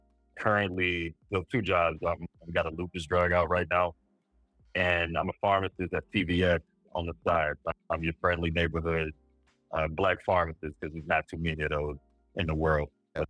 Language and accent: English; Shreveport, Louisiana, United States; moved away as an adult; also born or lived in Jackson, Mississippi / Washington, D.C.; So born and raised in Shreveport, Louisiana.